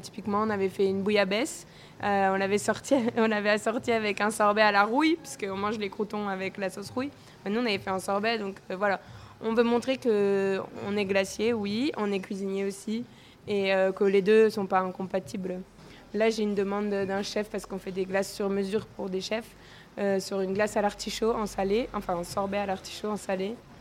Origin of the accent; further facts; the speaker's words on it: Corsica, France; chez moi en Corse